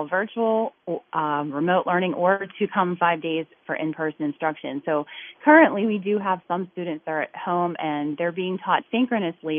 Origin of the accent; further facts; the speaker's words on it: Natrona Heights, Pennsylvania, United States; I'm originally from Natrona Heights, and now I live very closely to where I grew up